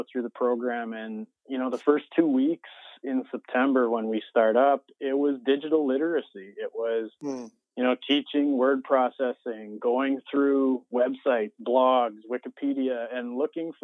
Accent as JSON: {"language": "English", "town": "Gibbons", "region": "Alberta", "country": "Canada", "tie": "born or raised there", "said": "I taught at my hometown school, Gibbons School, up in Alberta, Canada"}